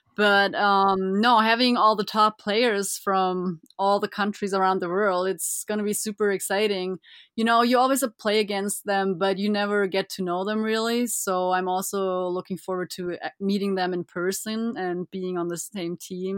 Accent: Füssen, Bavaria, Germany; I was born and raised in Germany

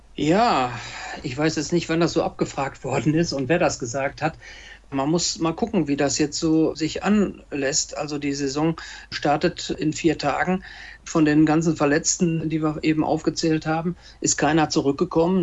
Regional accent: Lippe, North Rhine-Westphalia, Germany; Hier bei uns in Lippe, das ist ja eine sehr ländlich geprägte Region

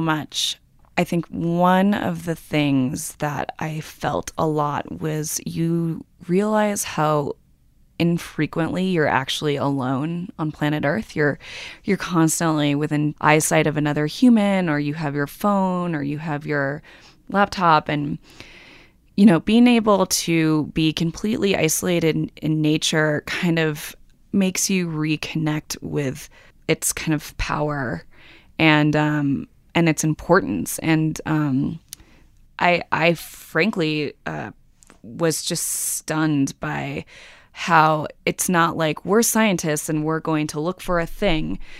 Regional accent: New York, United States; I'm a New Yorker

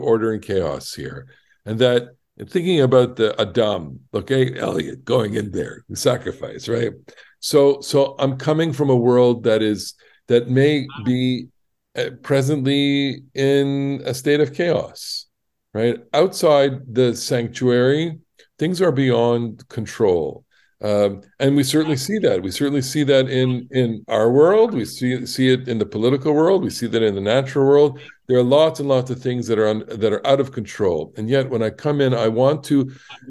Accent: Ottawa, Ontario, Canada; Ottawa, my hometown.

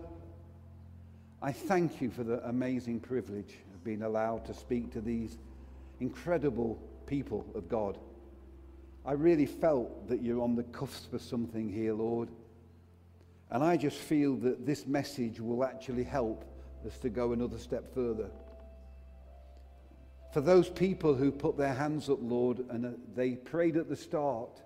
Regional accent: Derbyshire, East Midlands, United Kingdom; I'm from Derbyshire, and we have a saying, it's better felt than telt

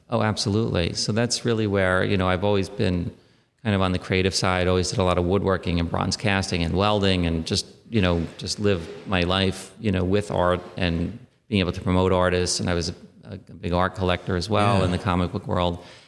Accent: New York City, New York, United States; I was born in Queens and then uh, lived in and around the city my entire life

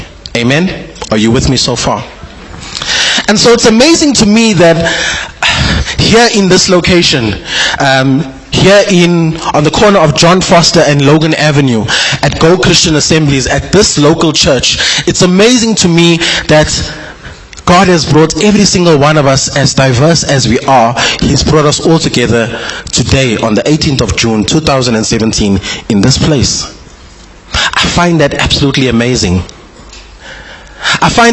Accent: KwaZulu-Natal, South Africa; KZN, my hometown

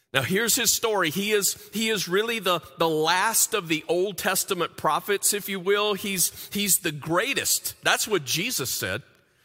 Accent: the South, United States; moved away; When we moved to the Midwest like 26 years ago, we came from the South.

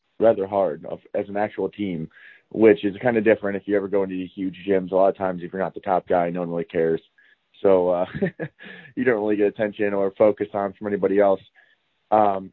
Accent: Toledo, Ohio, United States; moved away as an adult; I'm originally from Toledo, so about 2 hours to the west

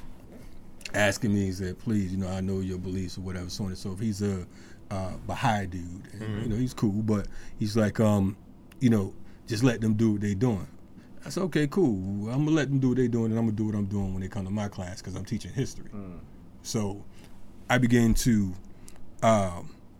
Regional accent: Bridgeport, Connecticut, United States; I'm from Bridgeport, Connecticut.

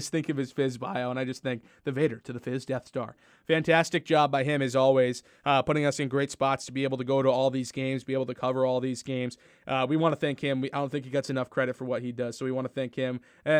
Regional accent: Massachusetts, United States; I'm from Massachusetts.

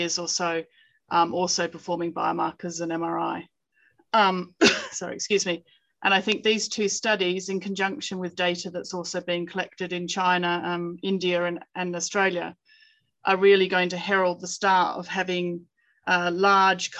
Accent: United Kingdom; we're British authors

